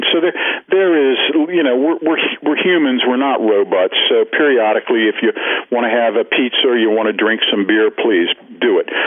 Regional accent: Ireland; Well, I am Irish, so I mean, you know, I've got to, I've got to have a drink every once in a while.

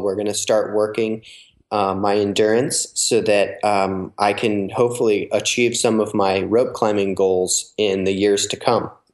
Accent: New Jersey, United States; I grew up in New Jersey, which um, is on the East Coast

